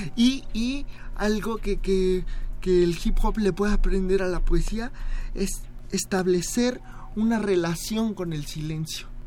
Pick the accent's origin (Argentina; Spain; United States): United States; de mi, parte estadounidense, porque yo soy chicano